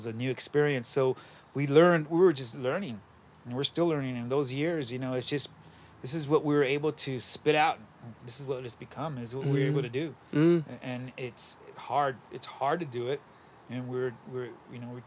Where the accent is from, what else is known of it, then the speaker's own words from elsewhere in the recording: Los Angeles, California, United States; we grew up in the East Valley